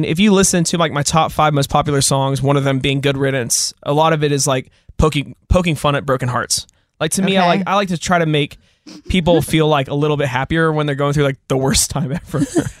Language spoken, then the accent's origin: English; Nashville, Tennessee, United States; So I grew up in the Nashville writing community